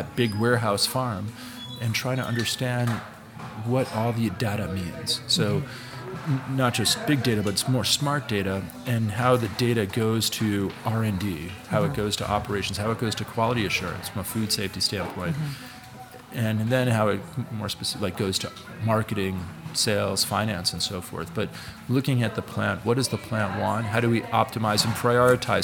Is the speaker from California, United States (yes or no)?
no; New York City, New York, United States; I'm a kid from New York City